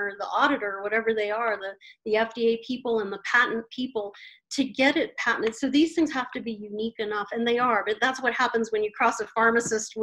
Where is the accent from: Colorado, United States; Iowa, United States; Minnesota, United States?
Colorado, United States; I'm from Colorado